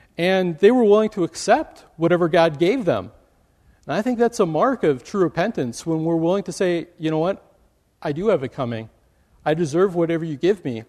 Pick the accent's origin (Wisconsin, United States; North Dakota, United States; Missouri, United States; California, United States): Wisconsin, United States; now in Michigan, United States; I grew up in Wisconsin